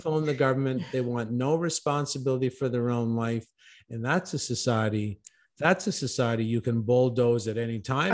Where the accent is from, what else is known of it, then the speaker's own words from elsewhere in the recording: Canada; I'm originally from Canada